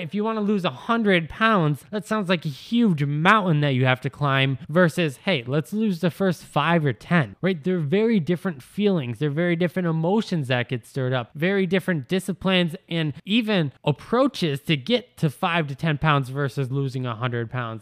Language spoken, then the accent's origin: English; Wisconsin, United States; moved away as an adult; move out of Wisconsin, right? As soon as I finished school, people I wanted to move because I didn't want to be one of those people that said I was gonna move, but then I was still in my hometown five years later